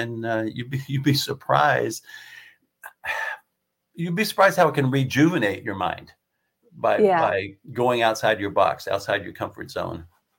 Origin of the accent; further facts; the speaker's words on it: the Adirondacks, New York, United States; Growing up in the Adirondacks and living in the Adirondacks